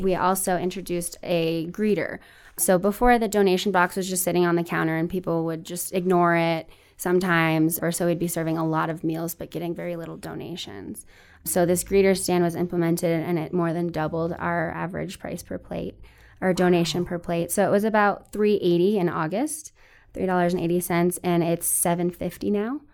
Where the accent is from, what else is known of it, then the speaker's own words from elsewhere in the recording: Denver, Colorado, United States; now in Fort Collins, United States; I grew up in the Greater Denver area